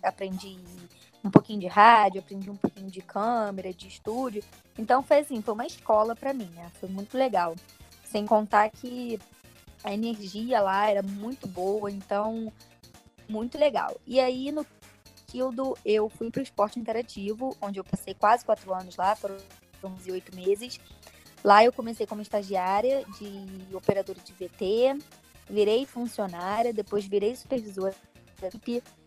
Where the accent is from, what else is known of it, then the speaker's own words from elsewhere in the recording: Rio de Janeiro, Brazil; eu tenho 24 anos, sou do Rio de Janeiro.